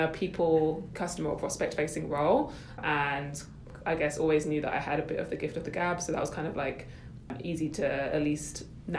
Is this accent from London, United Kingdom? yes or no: yes; London, United Kingdom; moved away as an adult; now in Toronto, Canada; From the UK originally as well, shout out London, and also living now in Toronto.